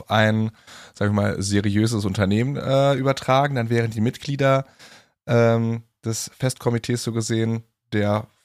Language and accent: German; Cologne, North Rhine-Westphalia, Germany; und das sage ich als Kölner